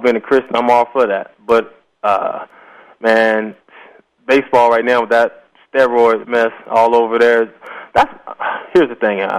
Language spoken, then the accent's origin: English; Virginia, United States; now in Houston, United States; I grew up in Virginia